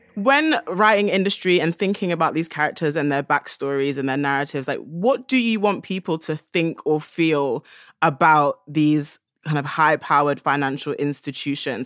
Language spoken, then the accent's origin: English; London, United Kingdom; being a Londoner